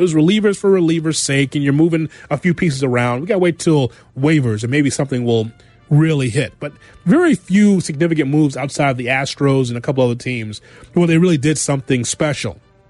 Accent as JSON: {"language": "English", "town": "Chicago", "region": "Illinois", "country": "United States", "tie": "born or raised there", "said": "being from Chicago, growing up on the South Side"}